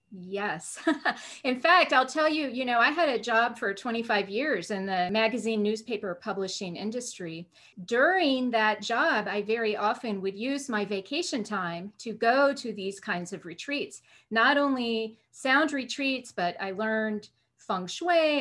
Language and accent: English; Oregon, United States; moved away; also born or lived in Arizona / East Coast; grew up in Oregon